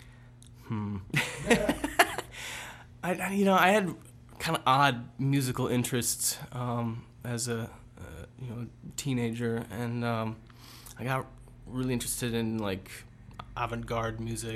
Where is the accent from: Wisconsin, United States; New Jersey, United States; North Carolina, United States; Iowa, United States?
Iowa, United States; Waterloo; I grew up in Waterloo